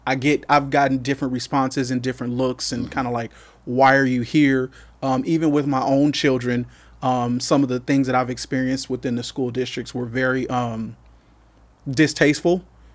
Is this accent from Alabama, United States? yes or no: no; California, United States; So I was born and raised here in the Valley. I am one of four children. My mother's a native of the Valley. My family migrated here from Texas.